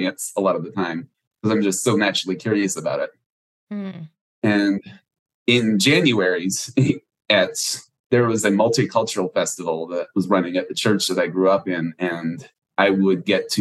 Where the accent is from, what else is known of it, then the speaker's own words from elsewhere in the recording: Houston, Texas, United States; I grew up in Houston, Texas, still live here today